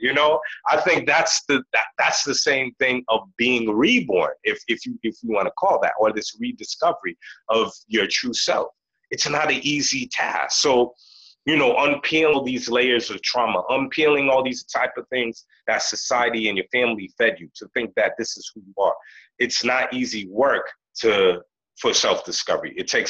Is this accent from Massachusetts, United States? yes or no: yes; Boston, Massachusetts, United States; I grew up in Boston, in a city called Roxbury, right?